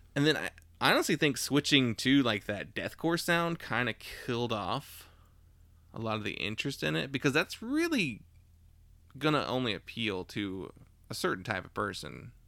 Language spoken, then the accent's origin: English; Maiden, North Carolina, United States; also born or lived in Charlotte, North Carolina / Davidson, North Carolina; we're born in Charlotte, but, like, grew up in Davidson as kids and then as teenagers in Maiden